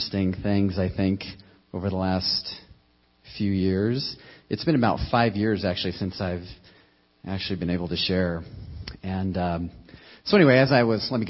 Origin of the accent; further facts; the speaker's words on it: United States; As an American Christian